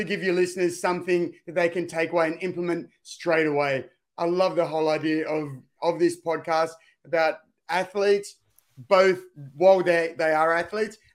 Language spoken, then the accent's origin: English; Sydney, New South Wales, Australia; I grew up in the Cronulla district